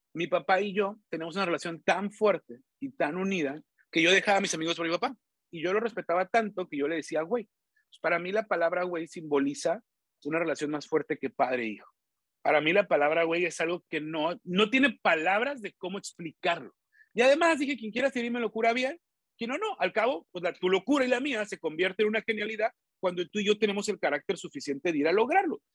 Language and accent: Spanish; Tijuana, Baja California, Mexico; Yo soy de Tijuana.